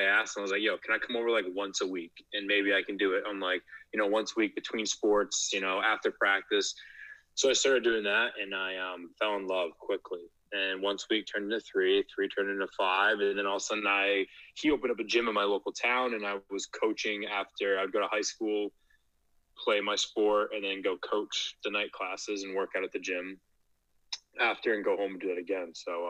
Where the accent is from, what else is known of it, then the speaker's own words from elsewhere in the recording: Maine, United States; also born or lived in New York City; I actually went to school in Portland, Maine. I'm born and raised in Maine.